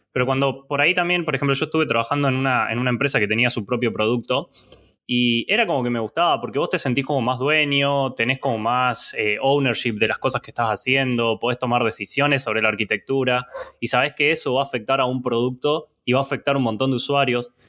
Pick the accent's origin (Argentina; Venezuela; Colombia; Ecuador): Argentina; Córdoba; soy de Córdoba